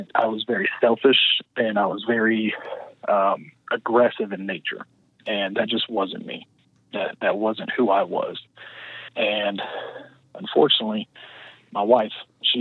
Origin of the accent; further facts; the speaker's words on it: Kansas City, United States; moved away; I was actually born and raised in Kansas City